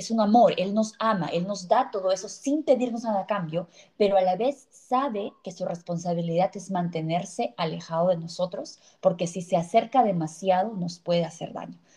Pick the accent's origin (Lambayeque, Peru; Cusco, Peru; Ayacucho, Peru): Cusco, Peru; la magia espiritual que tenemos como cultura que tenemos como peruanos, que tenemos como cusqueños.